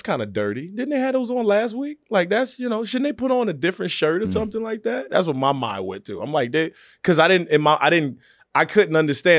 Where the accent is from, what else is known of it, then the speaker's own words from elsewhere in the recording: Virginia, United States; I always wanted to be on SNL. I did. I wanted to be up there. I didn't know how to get there. I was from Virginia.